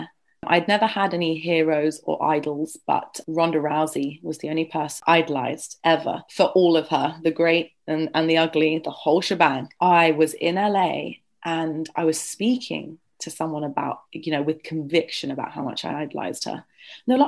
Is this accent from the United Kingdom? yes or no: yes; London, United Kingdom; I'm born and raised in London